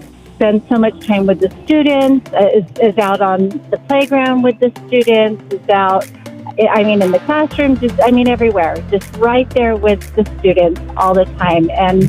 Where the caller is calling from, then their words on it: Winslow, Arizona, United States; I'm calling from Winslow, Arizona.